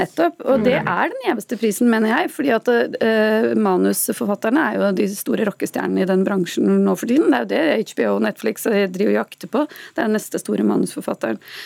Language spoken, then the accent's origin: Norwegian; Norway; vi er nordmenn